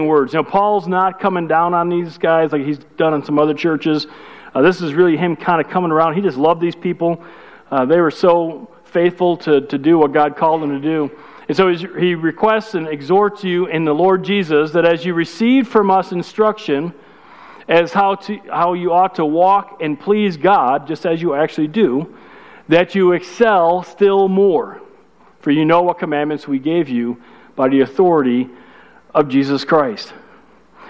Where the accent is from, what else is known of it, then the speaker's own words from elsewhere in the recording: Chicago, Illinois, United States; I'm from Chicago. That's good English from Chicago